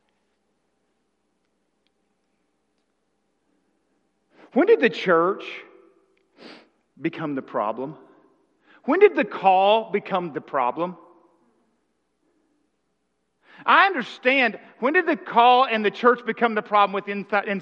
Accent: Arkansas, United States; I'm from Arkansas

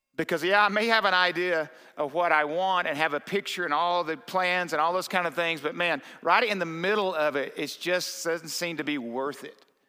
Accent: the South, United States; I was raised in the South

